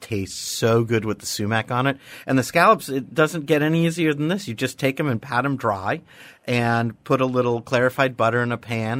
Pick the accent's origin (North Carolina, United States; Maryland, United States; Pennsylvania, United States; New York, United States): New York, United States; New York City; Growing up in New York City